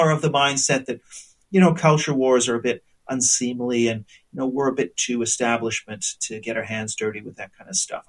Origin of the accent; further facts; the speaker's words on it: Canada; moved away as an adult; now in United Kingdom; now I'm Canadian